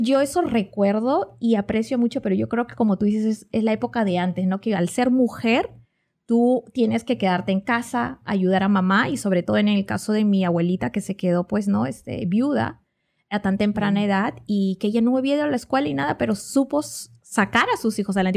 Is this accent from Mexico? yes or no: no; Peru; moved away; yo soy de Perú, vengo de América